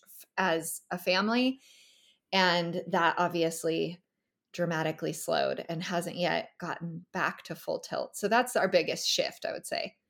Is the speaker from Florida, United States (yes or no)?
no; California, United States; moved away as an adult; also born or lived in Northern Nevada; now in Tennessee, United States; I'm originally from California